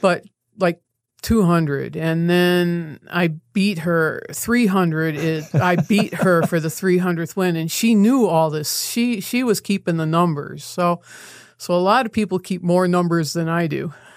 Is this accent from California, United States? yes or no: no; Ithaca, New York, United States; I grew up in Ithaca